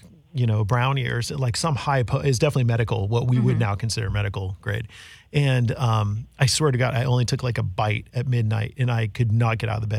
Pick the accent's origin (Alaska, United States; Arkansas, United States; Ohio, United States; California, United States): California, United States; Northern; moved away; also born or lived in Knoxville, Tennessee; an old friend I grew up with up in NorCal